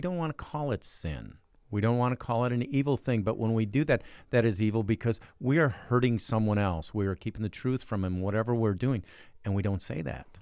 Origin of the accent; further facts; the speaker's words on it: Cedar Lake, Indiana, United States; I'm from Cedar Lake, Indiana.